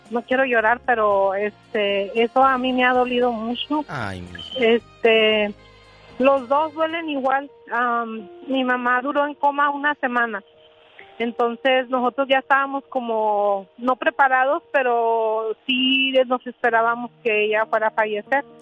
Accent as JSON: {"language": "Spanish", "region": "Chihuahua", "country": "Mexico", "said": "yo soy de Chihuahua, todos dicen que yo digo que mucho las..."}